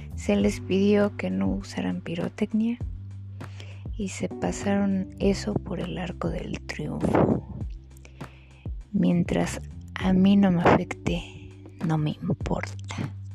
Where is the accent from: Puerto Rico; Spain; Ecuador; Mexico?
Mexico; somos así los mexicanos